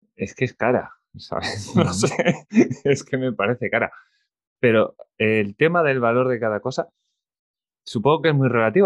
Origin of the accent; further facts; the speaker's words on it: Spain; soy de España